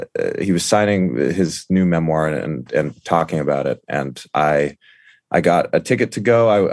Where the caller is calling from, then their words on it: Brooklyn, New York, United States; It's on the edge of Park Slope in Brooklyn.